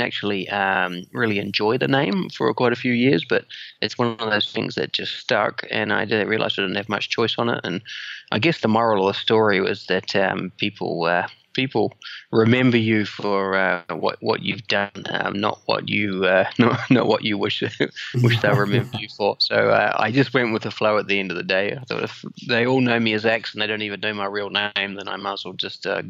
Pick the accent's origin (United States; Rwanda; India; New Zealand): New Zealand; moved away as an adult; also born or lived in London; now in Singapore; Yeah, so I'm originally from New Zealand, born and bred in New Zealand. I've been now living in Singapore for 20 years.